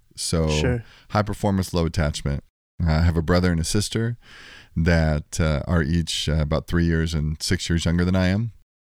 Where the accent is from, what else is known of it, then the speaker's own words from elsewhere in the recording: Texas, United States; born there; Well, I was born in Texas. My mom and dad were married for, 45 years before my dad passed away, 5 or 6 years ago now. We moved around a lot. My dad was in the Air Force, lived in 18 houses in the first 18 years of my life